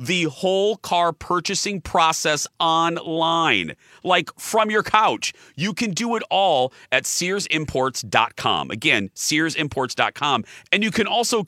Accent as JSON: {"language": "English", "town": "Michigan City", "region": "Indiana", "country": "United States", "tie": "born or raised there", "moved": "yes", "said": "my hometown on the lake shore of Lake Michigan in Michigan City, Indiana"}